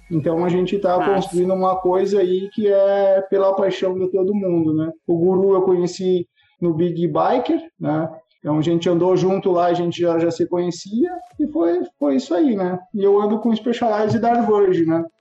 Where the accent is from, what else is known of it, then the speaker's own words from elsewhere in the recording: Santa Maria, Rio Grande do Sul, Brazil; now in Ijuí, Brazil; Eu, eu sou natural de Santa Maria, aqui no Rio Grande do Sul